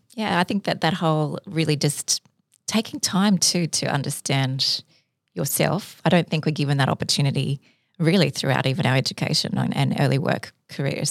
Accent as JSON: {"language": "English", "town": "Sydney", "region": "New South Wales", "country": "Australia", "tie": "born or raised there", "also_born_or_lived": "Cairns, Queensland", "said": "I'm from Sydney, went to high school here, but I did li-, live part of my, my childhood in Cairns"}